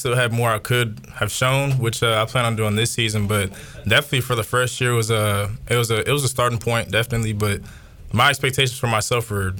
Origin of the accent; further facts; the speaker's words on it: Charlotte, North Carolina, United States; I'm from Charlotte, North Carolina.